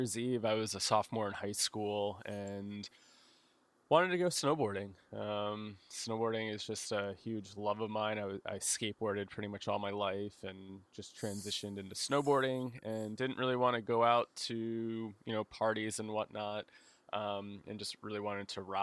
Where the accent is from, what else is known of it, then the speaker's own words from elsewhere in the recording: New Jersey, United States; I grew up in New Jersey